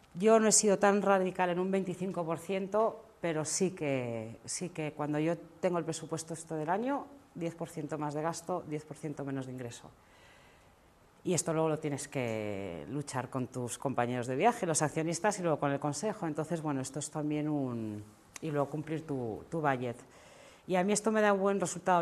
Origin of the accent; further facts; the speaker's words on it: Spain; yo soy una emprendedora española